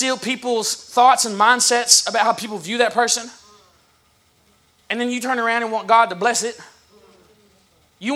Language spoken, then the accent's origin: English; the South, United States; I'm from the South